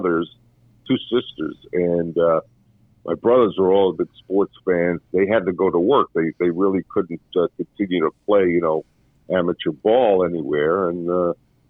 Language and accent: English; New York City, New York, United States; growing up in Brooklyn, I used to watch the Knicks